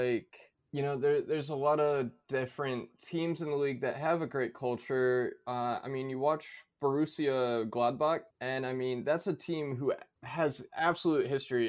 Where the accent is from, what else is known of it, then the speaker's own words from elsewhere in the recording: United States; coming as an American